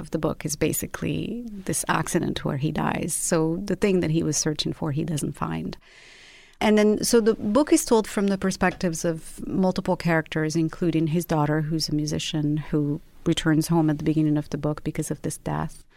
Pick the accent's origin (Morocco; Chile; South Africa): Morocco; Rabat, Rabat-Salé-Kénitra; also born or lived in London; now in Los Angeles, United States; I was born and raised in Rabat, which is the capital of Morocco, and then I lived in London, and after that I lived in Los Angeles